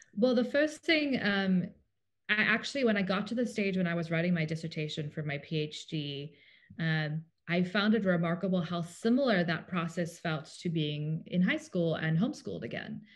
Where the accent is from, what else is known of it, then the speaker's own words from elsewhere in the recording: Cape Town, Western Cape, South Africa; also born or lived in Tennessee, United States; now in United States; we are from South Africa originally. So I grew up going to public school in Cape Town